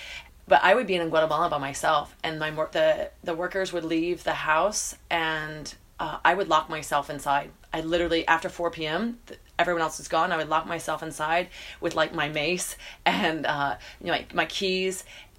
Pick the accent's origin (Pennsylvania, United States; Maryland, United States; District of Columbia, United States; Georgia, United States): Georgia, United States; Atlanta; In Atlanta, Georgia.